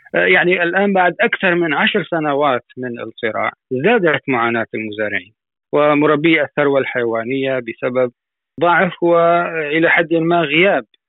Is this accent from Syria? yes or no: yes; Syria; عندنا في سوريا